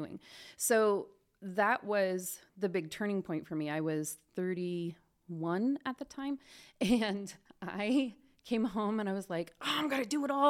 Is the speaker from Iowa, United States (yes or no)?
yes; Pella, Iowa, United States; now in Spokane, United States; I grew up in Pella, Iowa